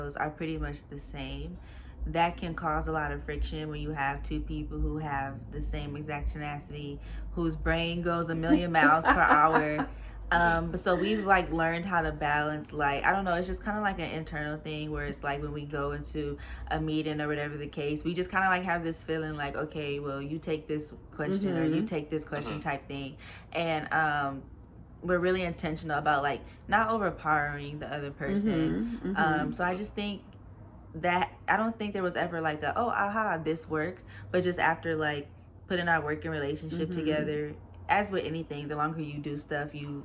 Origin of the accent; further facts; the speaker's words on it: Los Angeles, California, United States; Los Angeles